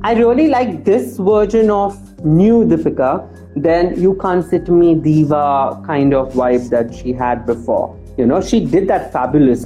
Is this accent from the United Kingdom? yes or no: no; India; as Indian panorama